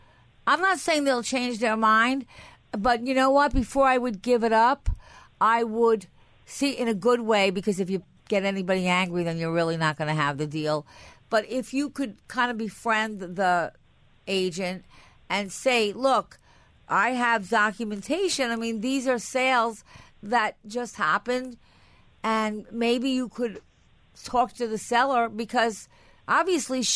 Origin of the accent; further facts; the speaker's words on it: Long Island, New York, United States; I was from Long Island